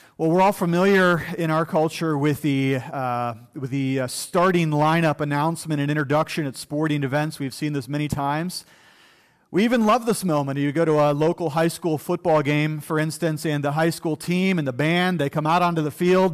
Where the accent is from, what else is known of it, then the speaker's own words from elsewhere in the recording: United States; as American people